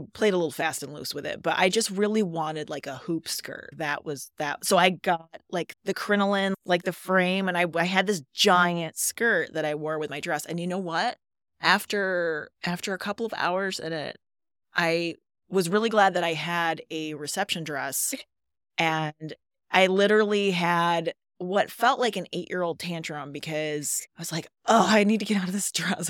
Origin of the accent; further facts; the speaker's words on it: Louisville area, Michigan, United States; moved away as an adult; also born or lived in Colorado; I grew up, not in Montauk County, but I grew up in the Louisville area